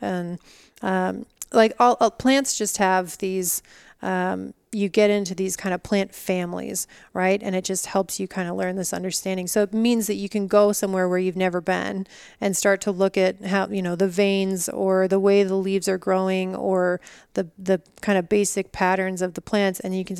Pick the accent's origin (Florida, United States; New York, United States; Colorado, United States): Colorado, United States; also born or lived in California; now in Utah, United States; I grew up mostly in Colorado, but my family moved a lot. So it was either Colorado or California. And then I got to Utah about 7 years ago now.